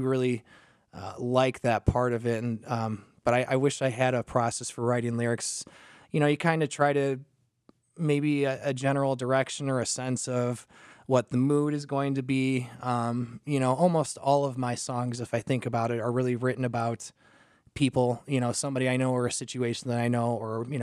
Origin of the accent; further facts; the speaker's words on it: DeKalb, Illinois, United States; also born or lived in San Diego; I was born and raised in DeKalb